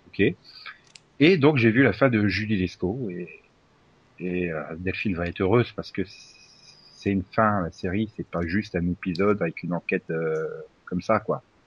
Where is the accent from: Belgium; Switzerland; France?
France; je suis français